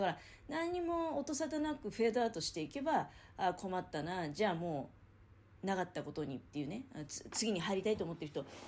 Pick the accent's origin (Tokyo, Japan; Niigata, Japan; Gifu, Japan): Niigata, Japan; near Nagaoka; moved away; 長岡からねだから自分の実家の近く